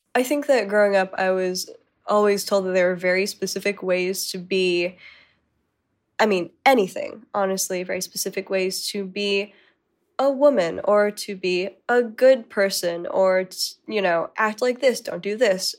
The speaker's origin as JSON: {"language": "English", "region": "Arizona", "country": "United States", "tie": "born or raised there", "said": "Growing up in Arizona"}